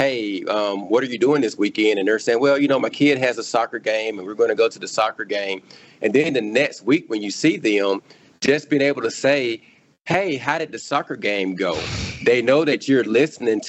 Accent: Clarke County, Mississippi, United States; I grew up in Clark County, Mississippi. That's where I grew up.

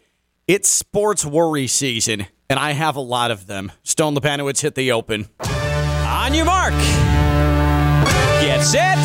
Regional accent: the South, United States; I'm from the South.

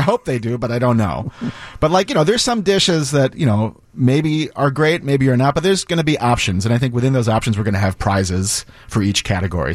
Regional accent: Washington, District of Columbia, United States; moved away as an adult; now in Chicago, United States; I grew up in Washington, D C

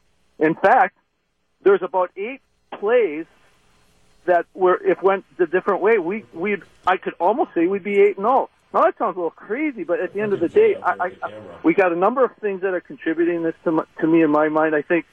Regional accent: Green Bay, Wisconsin, United States; now in Oostburg, United States; I've been a lifelong Packer fan, born and raised in Green Bay

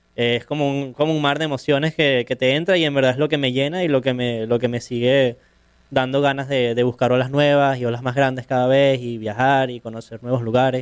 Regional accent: Caracas, Capital District, Venezuela; yo soy surfista profesional, soy de Caracas, de Venezuela

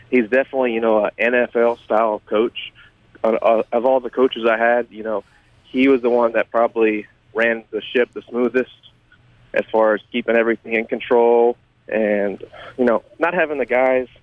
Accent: Louisiana, United States; my home team, my home state.

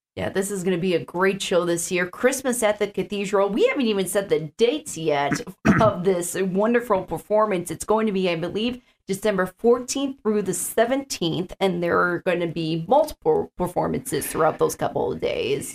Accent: Chicago, Illinois, United States; now in Sioux Falls, United States; I'm from the Chicagoland area

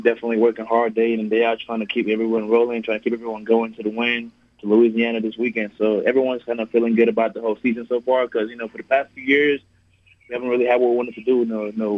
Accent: Nigeria; now in El Paso, United States; growing up in Nigeria. It was definitely even better coming to America

